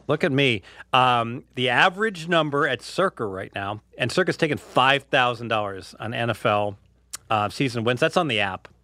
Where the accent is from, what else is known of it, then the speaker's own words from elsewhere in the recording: Cincinnati, Ohio, United States; now in Henderson, United States; growing up in Cincinnati